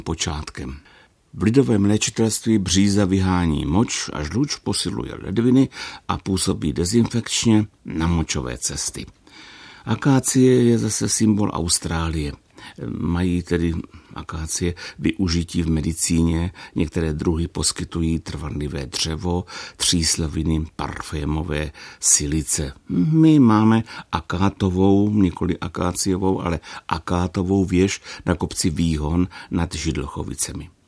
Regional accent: Brno, South Moravian Region, Czechia; u nás v Brně

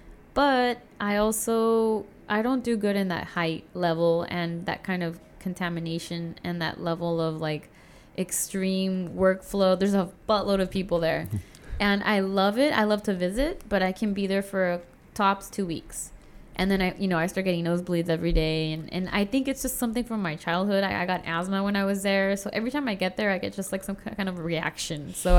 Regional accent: Chula Vista, California, United States; moved away as an adult; also born or lived in Cuernavaca / Mexico City; now in Tijuana, Mexico; I grew up in Chula Vista.

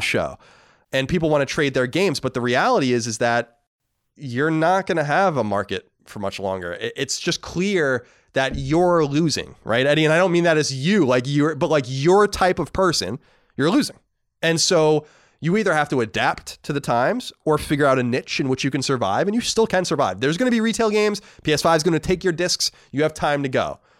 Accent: Long Island, New York, United States; my hometown on Long Island

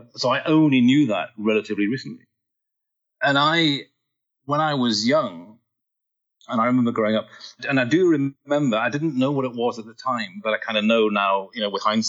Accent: Newcastle upon Tyne, North East England, United Kingdom; I was born in Newcastle, which is a little town at the north of England.

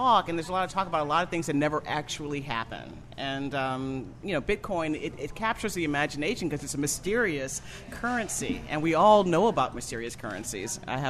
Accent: New Orleans, Louisiana, United States; I grew up in New Orleans in a neighborhood called Pontchartrain Park, and nothing ever happened in Pontchartrain Park.

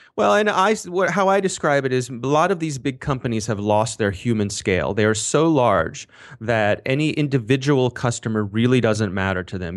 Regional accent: Ellicott City, Maryland, United States; I happen to live, uh, right near Ellicott City, Maryland. It is my hometown

